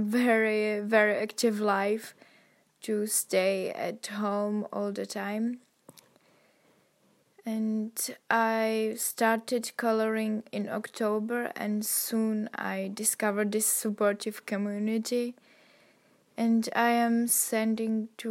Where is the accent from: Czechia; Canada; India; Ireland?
Czechia; I am from Czech Republic